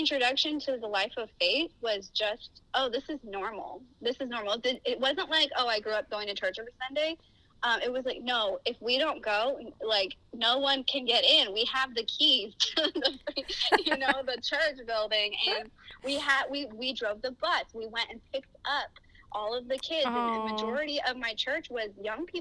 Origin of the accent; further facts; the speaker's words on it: Miami, Florida, United States; moved away as an adult; now in Orange County, United States; I grew up in Miami, Florida, where my parents were pastors at a church and missionaries